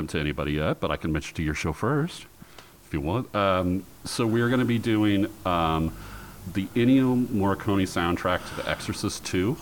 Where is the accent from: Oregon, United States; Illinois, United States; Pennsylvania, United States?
Oregon, United States; Portland; I grew up in Portland